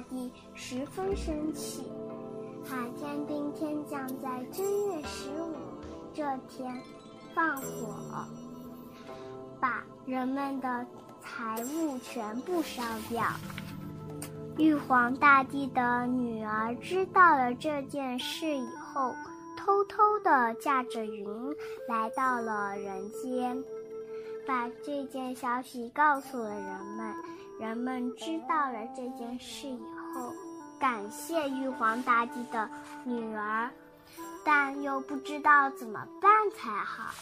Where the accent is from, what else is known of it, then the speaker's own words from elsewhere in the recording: Wuhu, Anhui, China; 我来自安徽芜湖，我五岁了